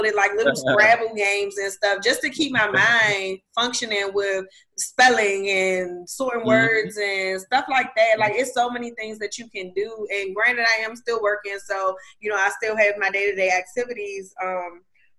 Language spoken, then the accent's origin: English; United States; I'm American